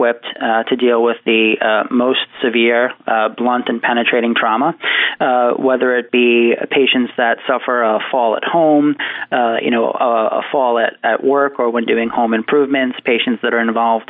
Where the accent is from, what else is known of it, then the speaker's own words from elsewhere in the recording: Islip, New York, United States; grew up in the community. I'm from Islip originally.